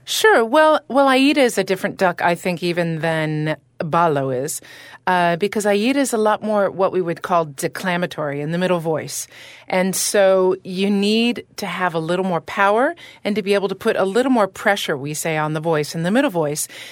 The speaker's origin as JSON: {"language": "English", "country": "Canada", "said": "I'm Canadian as well"}